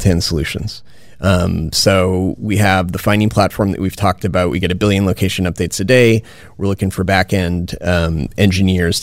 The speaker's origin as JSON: {"language": "English", "town": "Winnipeg", "region": "Manitoba", "country": "Canada", "moved": "yes", "lives_now": "Silicon Valley, United States", "said": "I'm originally from Winnipeg"}